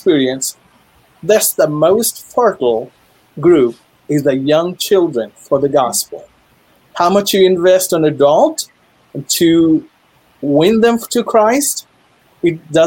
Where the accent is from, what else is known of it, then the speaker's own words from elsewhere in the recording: Western Odisha, India; first language Sambalpuri; English is a second language; now in Duluth, United States; Sambalpuri is my mother tongue